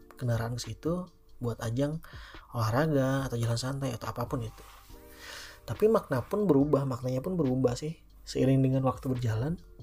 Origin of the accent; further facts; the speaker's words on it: Cianjur, West Java, Indonesia; kota gue di Cianjur